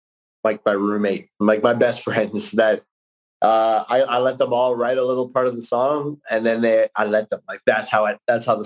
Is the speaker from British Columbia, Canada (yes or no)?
no; Calgary, Alberta, Canada; from Calgary, my hometown